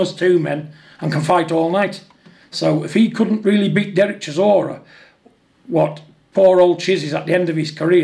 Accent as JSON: {"language": "English", "country": "United Kingdom", "said": "we're two British people"}